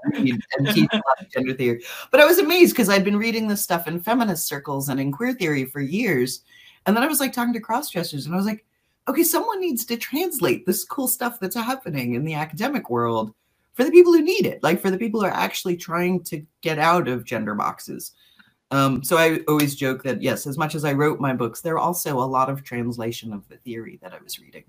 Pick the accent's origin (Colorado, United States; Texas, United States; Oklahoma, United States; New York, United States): New York, United States; moved away as an adult; now in Appleton, United States; we're originally from New York, and we've been living in Appleton, Wisconsin, uh, basically because of this job